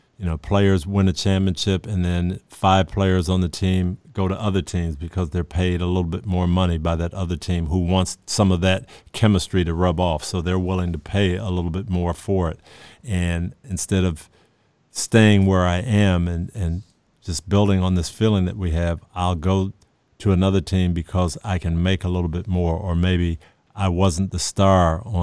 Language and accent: English; Michigan, United States; And I go back to my days in growing up in Michigan and playing pickup basketball